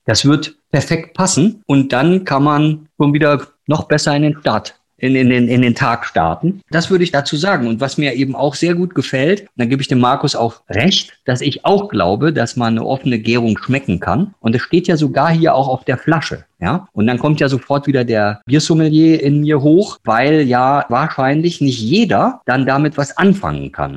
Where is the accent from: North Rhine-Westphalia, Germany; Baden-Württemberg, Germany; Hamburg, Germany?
North Rhine-Westphalia, Germany; Ruhr area; now in Bavaria, Germany; ich bin aus dem Ruhrgebiet. Uns hat beide freiwillig nach Bayern verschlagen